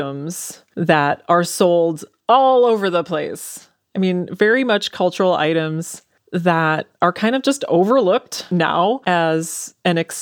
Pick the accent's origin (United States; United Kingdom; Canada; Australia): United States; Anoka, Minnesota; I grew up in Anoka